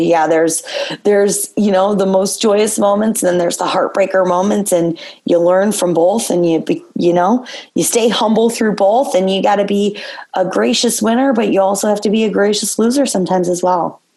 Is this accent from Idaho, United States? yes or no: no; Gibraltar/Carlson, Michigan, United States; it was hard to leave Carlson, you know, having been my hometown and where I went to school